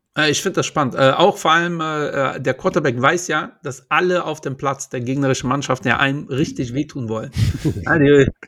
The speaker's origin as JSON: {"language": "German", "country": "Portugal", "moved": "yes", "lives_now": "Germany", "said": "Ich bin Portugiese"}